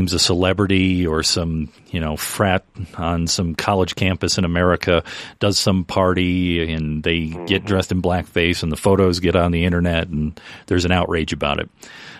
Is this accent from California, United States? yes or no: no; Detroit, Michigan, United States; we're from Detroit